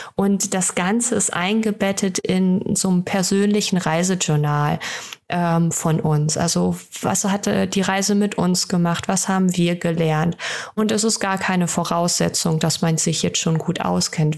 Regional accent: Germany; bei uns in Deutschland

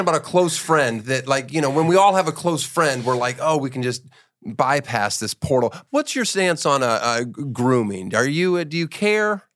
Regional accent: Boppard, Rhineland-Palatinate, Germany; moved away; I was born near Frankfurt, Germany, in Bopard. It's like an hour and a half west.

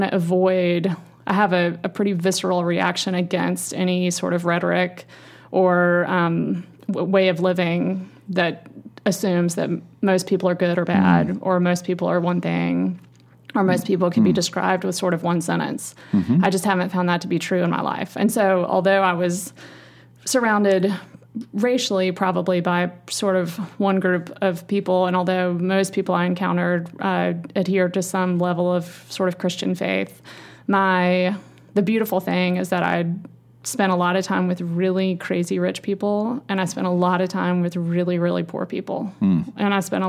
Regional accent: Roane County, East Tennessee, United States; also born or lived in Coral Gables, Florida; now in Nashville, United States; I grew up in sort of small town, rural Tennessee in the Roane County area on a big farm, but I was educated at a sort of a private wealthy school in Knoxville

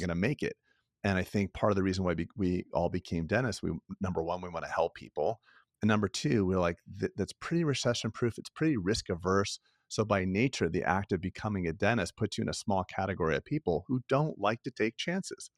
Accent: Florida, United States; I grew up in Florida

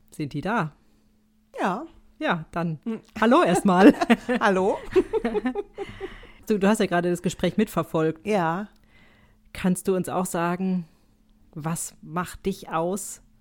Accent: Switzerland; auch wenn ich Schweizer bin, würde ich das nie so auf Englisch sagen. Also ich bin ja ein Schweizer Teil.

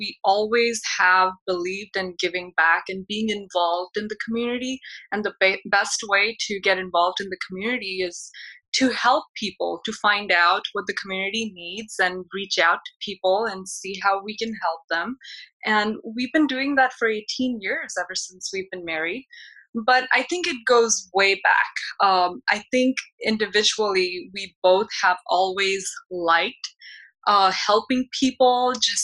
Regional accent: Mumbai, Maharashtra, India; moved away as an adult; also born or lived in Portland, Oregon; now in Los Angeles, United States; I was born and raised in Mumbai, India, moved to United States almost 18 years ago when I got married to my husband

